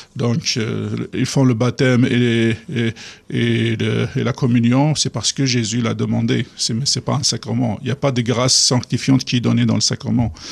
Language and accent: French; Kabylie, Algeria; French is a second language; moved away; une église euh, clandestine qui venait d'ouvrir en Algérie, au Kabylie, où je vivais